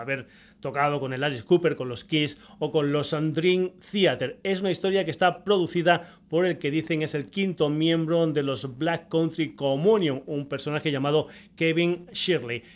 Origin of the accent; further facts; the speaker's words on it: Badajoz, Extremadura, Spain; en mi tierra, concretamente en Badajoz